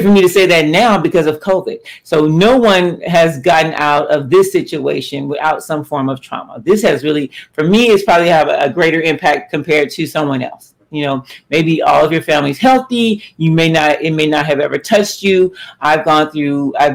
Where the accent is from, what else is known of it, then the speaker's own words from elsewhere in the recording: Los Angeles, California, United States; We grew up in Los Angeles in South Central during some very volatile times in the 80s